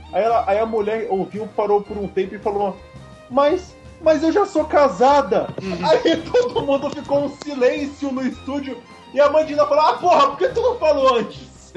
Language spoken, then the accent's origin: Portuguese; Cubatão, São Paulo, Brazil; Eu, quando era criança, eu morava em Cubatão, né? Cidade ali do litoral de São Paulo.